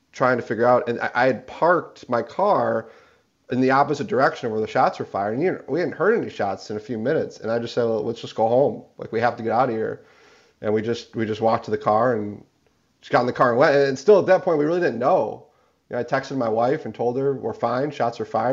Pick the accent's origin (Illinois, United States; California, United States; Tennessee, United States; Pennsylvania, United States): Illinois, United States; Highland Park; I grew up in Highland Park